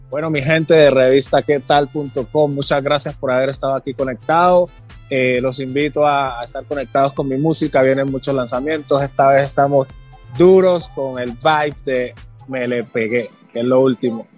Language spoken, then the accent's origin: Spanish; Timbiquí, Cauca, Colombia; also born or lived in Cali; Yo nací en Cali, me crié en Timbiquí